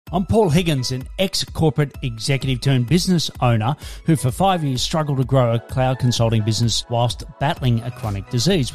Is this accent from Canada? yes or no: no; Australia